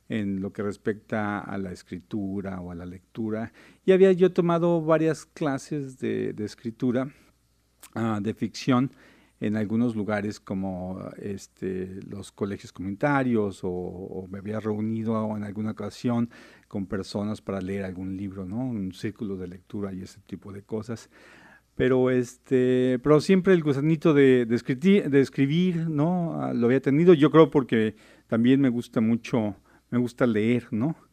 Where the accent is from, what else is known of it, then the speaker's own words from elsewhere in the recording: Mexico; Soy, soy mexicano